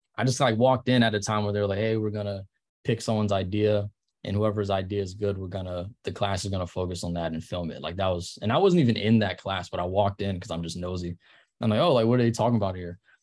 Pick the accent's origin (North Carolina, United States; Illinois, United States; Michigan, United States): North Carolina, United States; Charlotte; moved away as an adult; also born or lived in Ohio; now in Los Angeles, United States; I grew up in Charlotte